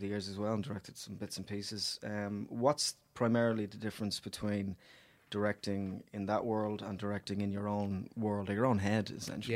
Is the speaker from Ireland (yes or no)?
yes; Dublin, Leinster, Ireland; I grew up in Ballymun